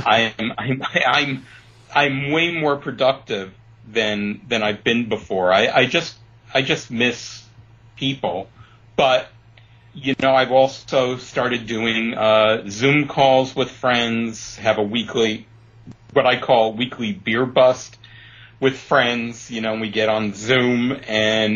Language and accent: English; New York City, New York, United States; also born or lived in Chicago; now in Palm Springs area, United States; I grew up in Brooklyn